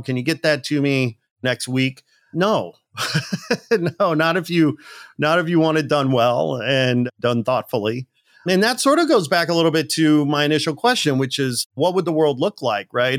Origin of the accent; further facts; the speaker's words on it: Gary, Indiana, United States; moved away; also born or lived in Manitoba; I'm a working class kid from a blue collar town in the Midwest outside Chicago. I was born in Gary, Indiana